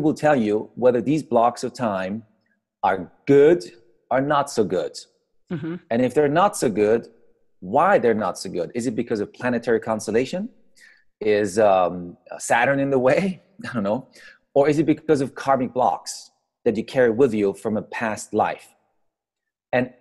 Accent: Iran; also born or lived in Austria; I grew up in Iran.

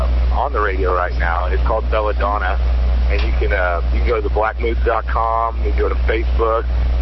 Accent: Southwest Missouri, United States; now in Tempe, United States; I grew up in Missouri. I'm … I play guitar. I grew up in Southwest Missouri.

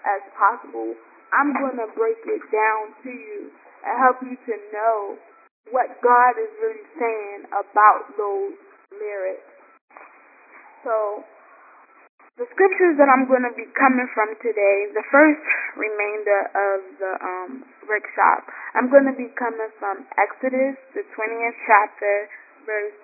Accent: New York City, New York, United States; now in Baltimore, United States; I'm calling from Baltimore, Maryland, but I'm originally from Brooklyn, New York

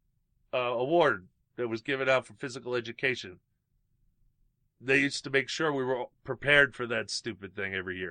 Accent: United States; being an American

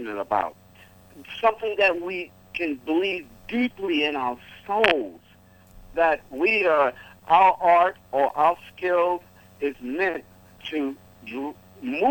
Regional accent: New York City, New York, United States; I'm born and raised in New York and in Harlem

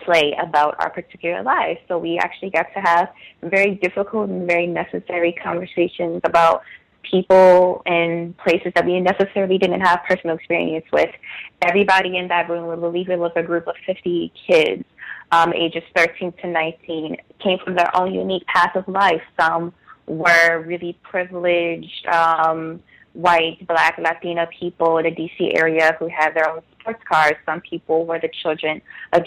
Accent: Washington, District of Columbia, United States; I was born and raised in the Washington, D.C. area

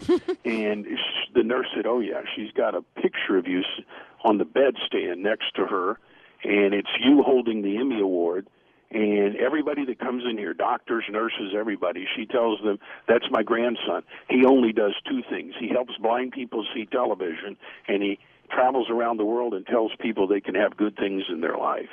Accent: United States; I'm an American

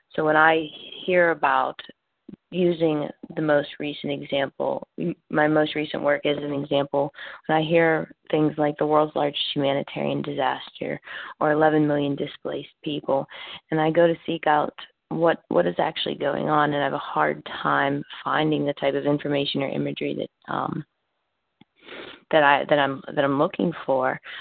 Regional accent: Pittsburgh, Pennsylvania, United States; moved away as an adult; also born or lived in South Carolina; born and raised in Pittsburgh

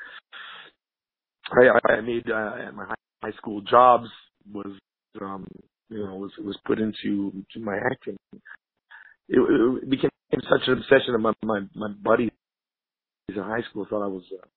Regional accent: Montreal, Quebec, Canada; moved away as an adult; now in Los Angeles, United States; I'm Canadian. My nationality is Canadian. I hail from Montreal

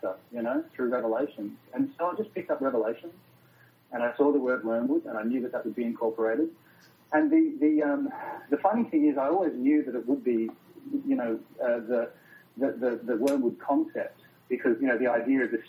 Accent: Australia; as an Australian filmmaker

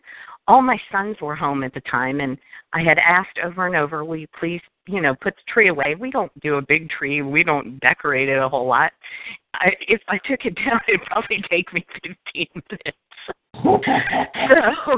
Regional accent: Florida, United States; also born or lived in Washington; now in Virginia, United States; I grew up in South Florida in Washington State, and so I've lived on both coasts.

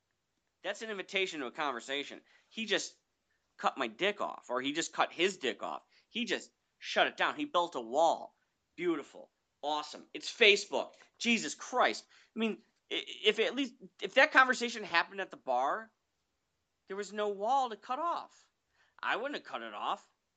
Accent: Chicago, Illinois, United States; I'm from Chicago.

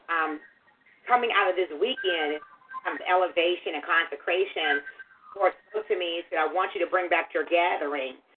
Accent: Tulsa, Oklahoma, United States; I'm I'm from Tulsa.

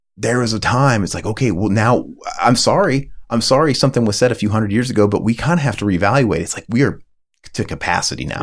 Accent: United States; I'm an American

